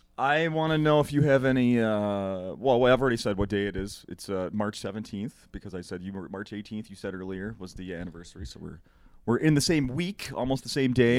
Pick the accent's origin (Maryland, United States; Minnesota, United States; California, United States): Minnesota, United States; Saint Paul; I grew up in Saint Paul